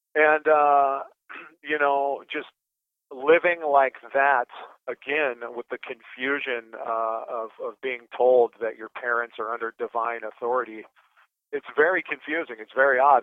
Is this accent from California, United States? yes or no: no; Anchorage, Alaska, United States; I was born in Anchorage, Alaska